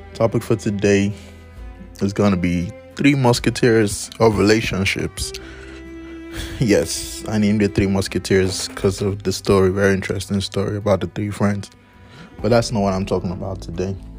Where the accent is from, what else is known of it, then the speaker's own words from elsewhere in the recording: Nigeria; moved away; back in my home country, my blessed country, Nigeria